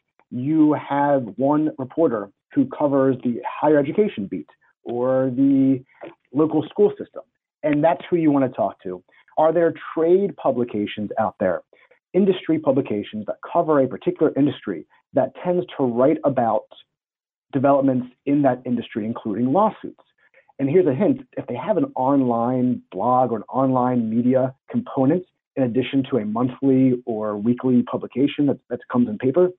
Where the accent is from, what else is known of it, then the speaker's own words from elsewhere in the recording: Pennsylvania, United States; my home state of Pennsylvania